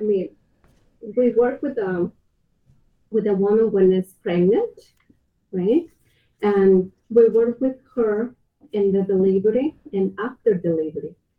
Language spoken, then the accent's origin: English; Mexico; English is a second language; now in Wisconsin, United States; I grew up in Mexico.